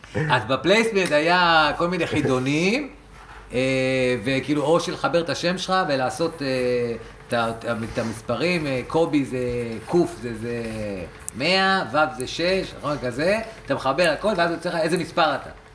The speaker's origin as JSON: {"language": "Hebrew", "town": "Rehovot", "region": "Central District", "country": "Israel", "tie": "born or raised there", "said": "אני מרחובות"}